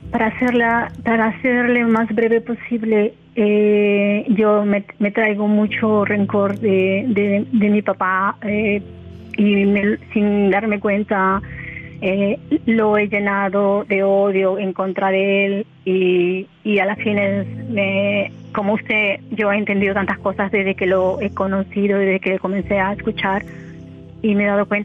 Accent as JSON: {"language": "Spanish", "town": "Huacho", "region": "Lima", "country": "Peru", "tie": "born or raised there", "said": "Yo en Huacho, provincia de Lima, eh, se la capital de Perú."}